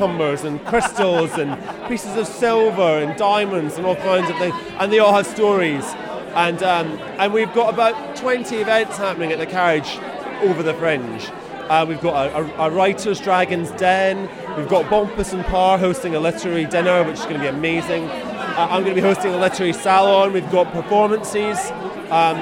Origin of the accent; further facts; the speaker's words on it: near Glasgow, Scotland, United Kingdom; now in Brighton, United Kingdom; I am from near Glasgow, hence the accent.